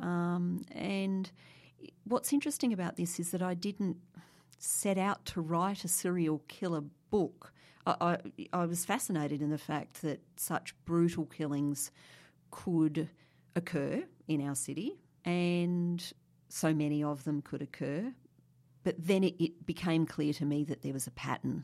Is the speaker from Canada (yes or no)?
no; Brisbane, Queensland, Australia; I grew up in Brisbane